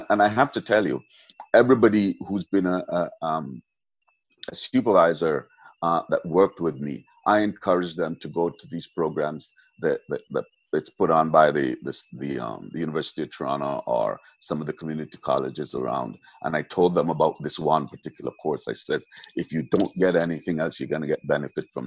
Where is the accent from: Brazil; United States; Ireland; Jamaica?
Jamaica; moved away; I was born in Jamaica, I was raised in Jamaica, spent most of my life out of Jamaica, but I'm still a Jamaican at heart.